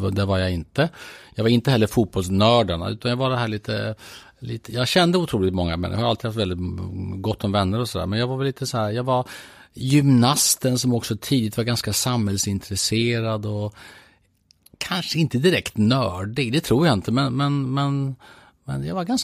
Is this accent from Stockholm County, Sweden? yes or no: no; Strängnäs, Södermanland, Sweden; Jag brukar säga att jag är en trebarnspappa från Strängnäs. Det är ett eh, korrekt sätt att beskriva det.